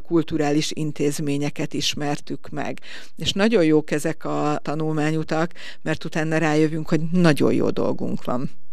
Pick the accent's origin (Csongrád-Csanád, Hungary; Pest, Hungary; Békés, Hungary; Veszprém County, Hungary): Veszprém County, Hungary; Veszprém